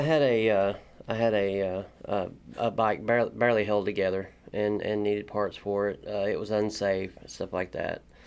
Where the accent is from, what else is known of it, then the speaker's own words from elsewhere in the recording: Corbin, Kentucky, United States; moved away as an adult; now in Lexington, United States; I'm from Corbin, Kentucky. Uh, I'm a painting body man slash mechanic. Um, I grew up, uh, grew up in Corbin